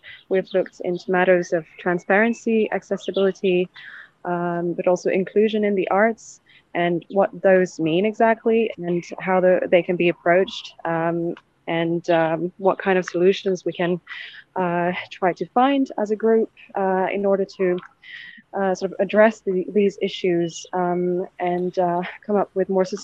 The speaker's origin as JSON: {"language": "English", "country": "France", "tie": "born or raised there", "moved": "as an adult", "lives_now": "Finland", "said": "I'm born and raised in France, but my mother is a Swedish-speaking Finn. And I moved to Finland 7 years ago"}